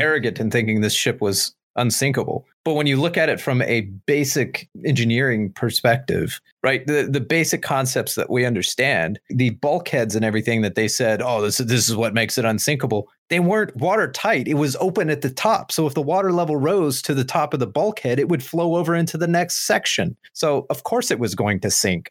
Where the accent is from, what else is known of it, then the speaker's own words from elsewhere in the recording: United States; We, as the American people